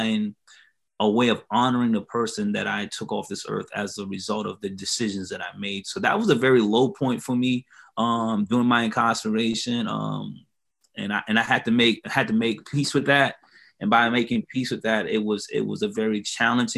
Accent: Hilton Head Island, South Carolina, United States; moved away as an adult; now in Columbia, United States; I'm originally from Hilton Head Island, South Carolina

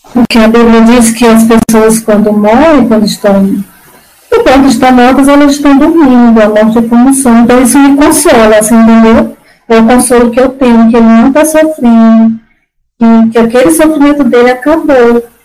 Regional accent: Iguatu, Ceará, Brazil; now in Camaçari, Brazil; eu sou cearense. Sou de Guatu, Ceará. Mas hoje eu moro em Camaçari, na Bahia

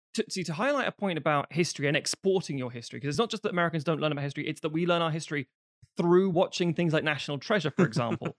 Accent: London, United Kingdom; mine was different in London

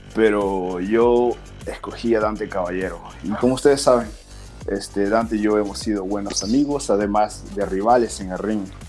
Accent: Peru; now in United States; soy de Perú

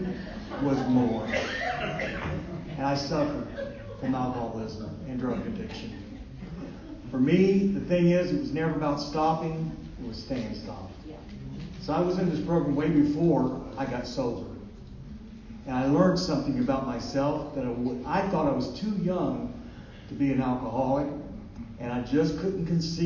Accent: Dayton, Ohio, United States; I'm from Dayton, Ohio.

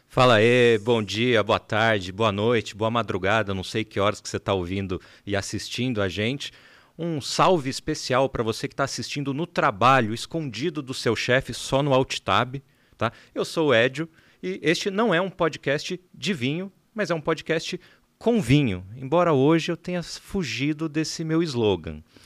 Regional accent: São José dos Campos, São Paulo, Brazil; moved away as an adult; now in São Paulo, Brazil; Nós somos de São José dos Campos, embora agora todos baseados em São Paulo.

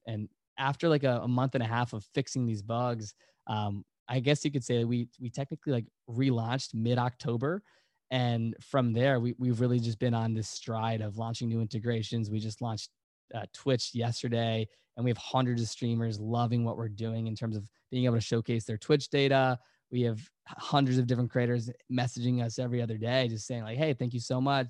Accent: Virginia, United States; we're all from Virginia

